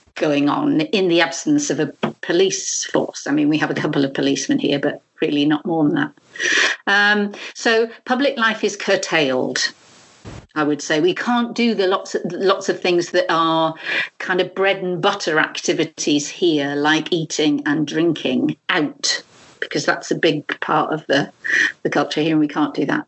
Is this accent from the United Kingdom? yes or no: yes; United Kingdom; now in France; a Brit living living here